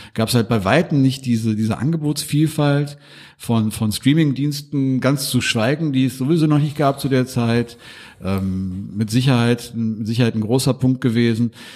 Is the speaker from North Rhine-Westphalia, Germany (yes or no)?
yes; Duisburg, North Rhine-Westphalia, Germany; Ich komme ja aus Hamburg